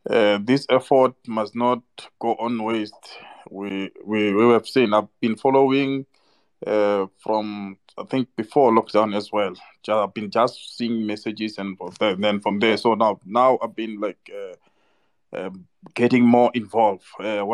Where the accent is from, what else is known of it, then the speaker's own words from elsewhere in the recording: South Africa; So us as South Africans